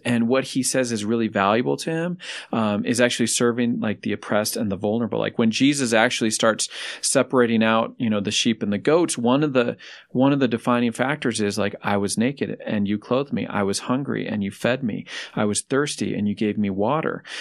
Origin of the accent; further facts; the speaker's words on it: Denver, Colorado, United States; I grew up here in Denver, so my family's here as well.